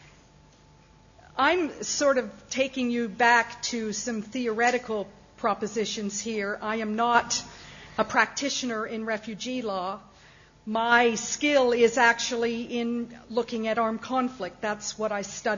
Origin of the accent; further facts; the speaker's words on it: Canada; as a Canadian lawyer